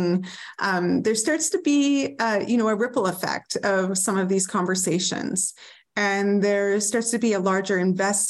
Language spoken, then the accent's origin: English; Northern British Columbia, Canada; also born or lived in New Westminster; I grew up in Northern BC